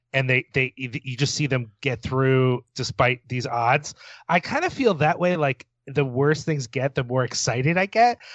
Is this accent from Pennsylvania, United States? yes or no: yes; Philadelphia, Pennsylvania, United States; my hometown of Philadelphia